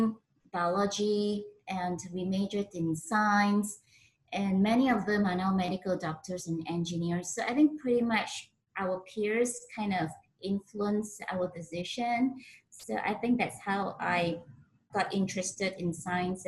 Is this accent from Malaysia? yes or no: yes; Penang, Malaysia; moved away as an adult; also born or lived in Oxford, United Kingdom / Sweden; I was born in Penang, Malaysia.